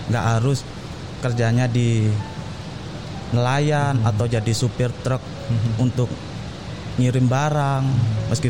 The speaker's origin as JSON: {"language": "Indonesian", "town": "Pasuruan", "region": "East Java", "country": "Indonesia", "tie": "born or raised there", "said": "Ya, lahir Pasuruan."}